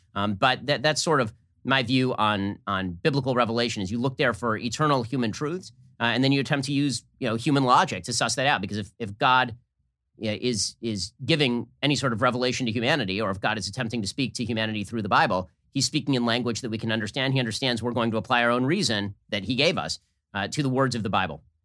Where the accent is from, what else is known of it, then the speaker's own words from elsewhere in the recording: United States; I'm from America